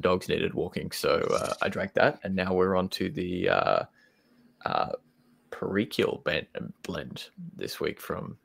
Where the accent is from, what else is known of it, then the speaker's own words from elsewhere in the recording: Brisbane, Queensland, Australia; now in London, United Kingdom; We're both from Brisbane.